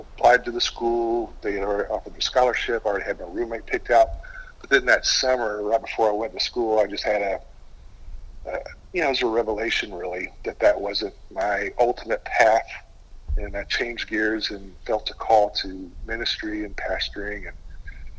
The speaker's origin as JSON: {"language": "English", "area": "Gwinnett County", "region": "Georgia", "country": "United States", "tie": "born or raised there", "said": "I grew up in a trailer park. What was maybe the biggest challenge of that is I grew up in Gwinnett County during that time"}